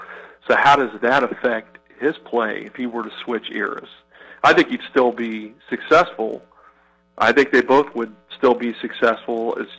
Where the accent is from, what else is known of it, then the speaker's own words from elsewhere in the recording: Beavercreek, Ohio, United States; also born or lived in Englewood, Ohio; So I grew up in Beaver Creek.